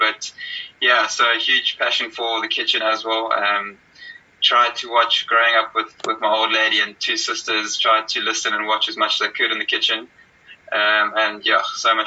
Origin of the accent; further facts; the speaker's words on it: Cape Town, Western Cape, South Africa; also born or lived in Hermanus; growing up in Cape Town and also in Amanus